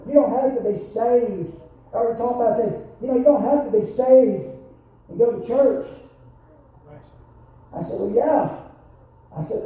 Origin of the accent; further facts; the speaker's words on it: Alabama, United States; Growing up in the South, especially living in Alabama